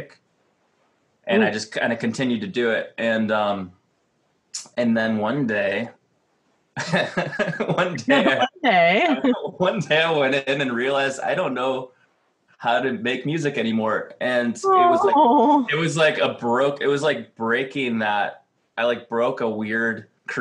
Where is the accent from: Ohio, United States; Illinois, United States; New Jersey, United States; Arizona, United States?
Ohio, United States; Cleveland; now in Los Angeles, United States; I've lived in LA too long. Like, I grew up in Cleveland